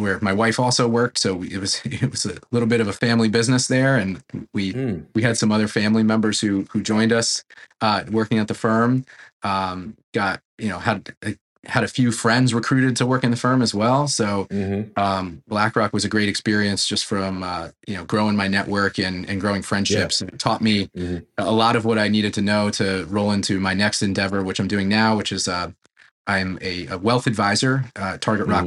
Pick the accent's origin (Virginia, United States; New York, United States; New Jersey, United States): New Jersey, United States; Princeton; I'm the guy from Princeton. I like to say born, raised, educated, and employed. I grew up in the area about 15 minutes from the university.